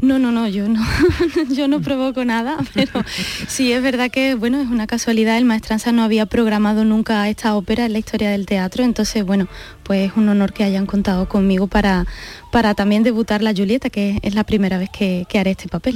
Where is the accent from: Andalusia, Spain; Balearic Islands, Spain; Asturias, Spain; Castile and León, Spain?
Andalusia, Spain; Seville; el público de Sevilla, que es mi tierra